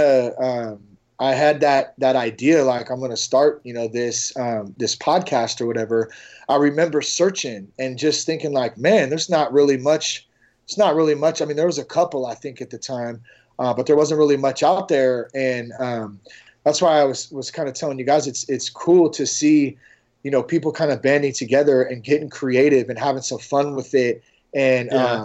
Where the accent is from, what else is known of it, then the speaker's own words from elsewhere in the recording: Vacaville, California, United States; my hometown of Vacaville